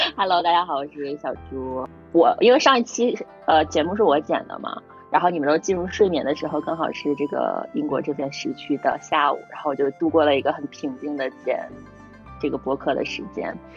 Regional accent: Northeast China, China; 作为一个东北人

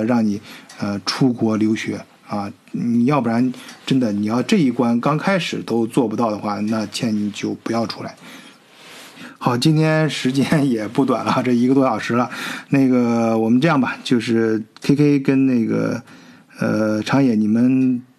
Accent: China; now in Germany; 你歧视我们中国人了

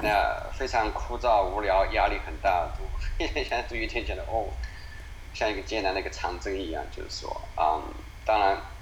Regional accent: China; moved away as an adult; also born or lived in Oregon, United States / Beijing; now in Philadelphia, United States; 我们所有在中国长大的孩子

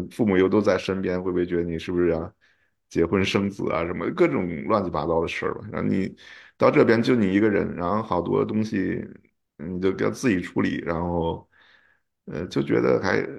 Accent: China; moved away as an adult; now in United States; 说啊我刚从中国过来啊

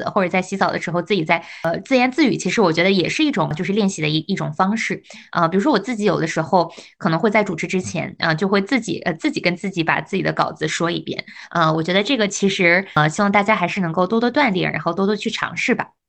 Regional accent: Jilin, China; moved away as an adult; also born or lived in Guangzhou, China; now in Shanghai, China; 我是东北人

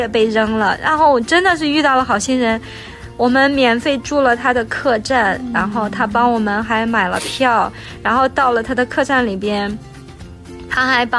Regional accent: Beijing, China; 可能他从巴黎来，他从伦敦来，我从北京来，有的从台湾来，然后这样一起去旅行

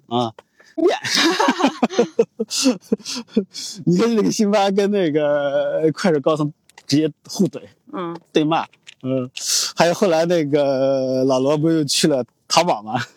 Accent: Shaanxi, China; 我作为陕西人的这个性格

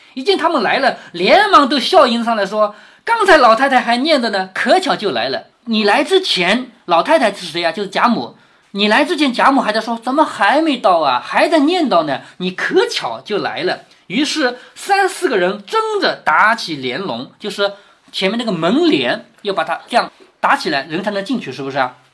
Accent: China; 我们中国人

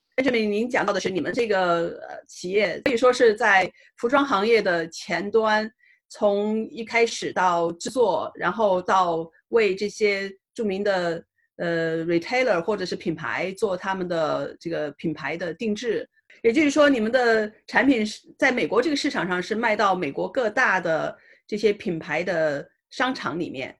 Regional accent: China; now in United States; 作为中国人

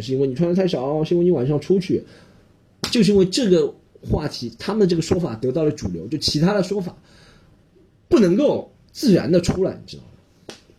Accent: China; 我们中国人

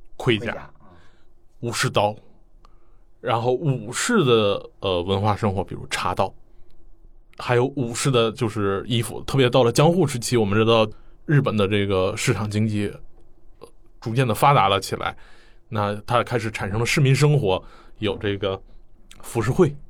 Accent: China; 我们中国人可能会逛博物馆最关心他想展览的东西

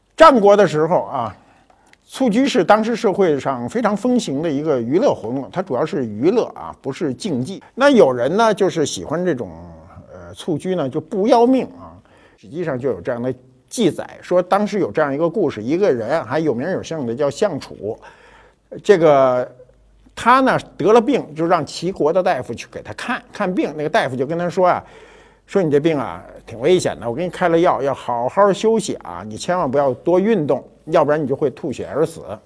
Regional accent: China; 我们中国人

